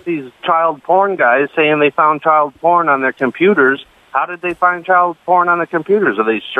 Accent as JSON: {"language": "English", "region": "Northeast", "country": "United States", "tie": "born or raised there", "said": "Where I grew up in the Northeast"}